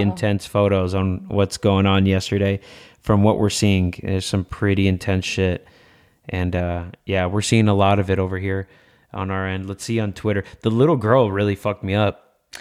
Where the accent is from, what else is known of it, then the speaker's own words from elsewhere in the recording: Los Angeles, California, United States; born and raised in MacArthur Park in downtown Los Angeles on six and Bonnie Bray